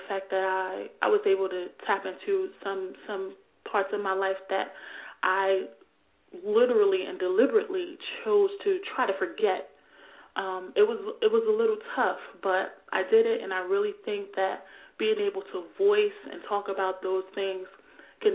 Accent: Newark, New Jersey, United States; my hometown of Newark, New Jersey

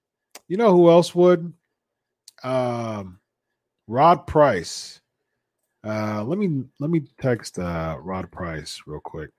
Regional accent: North Dakota, United States; Brock wrestled at Bismarck State College way back in the day in my home state of North Dakota.

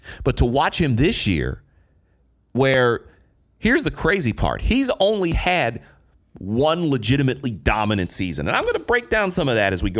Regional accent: Detroit, Michigan, United States; this damn football team from my hometown

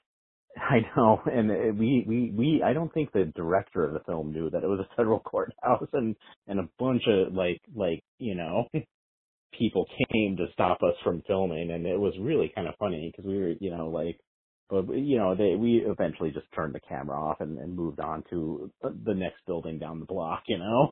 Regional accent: New Mexico, United States; I grew up in New Mexico in in in the desert

